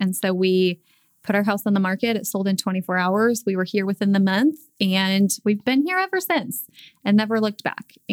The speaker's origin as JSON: {"language": "English", "town": "St. Louis", "region": "Missouri", "country": "United States", "tie": "born or raised there", "moved": "as an adult", "lives_now": "Tulsa, United States", "said": "I grew up in St. Louis and moved to Tulsa with my husband about 7 years ago"}